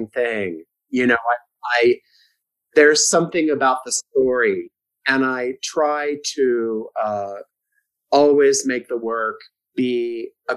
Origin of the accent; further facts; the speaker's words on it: San Diego, California, United States; I'm from San Diego, and I decided when I got out of high school that I was going to be a teacher